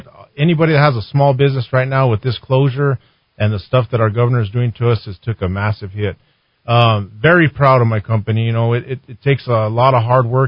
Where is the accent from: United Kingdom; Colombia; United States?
United States; Belen, New Mexico; I was born in Belen. I grew up there in Belen. I graduated high school there in Belen